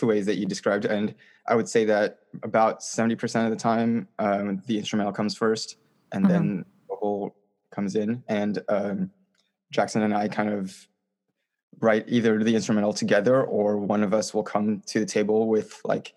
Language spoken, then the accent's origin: English; France; moved away; I grew up in France.